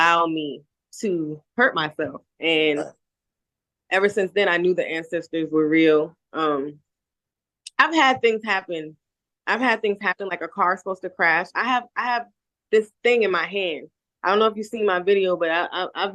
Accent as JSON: {"language": "English", "town": "Charleston", "region": "South Carolina", "country": "United States", "also_born_or_lived": "Tennessee", "moved": "yes", "lives_now": "Jamaica", "said": "I am from Charleston"}